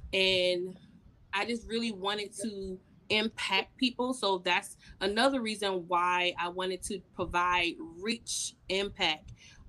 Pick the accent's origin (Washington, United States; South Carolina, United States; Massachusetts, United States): South Carolina, United States; Orangeburg; And as you mentioned, I am from Orangeburg, South Carolina.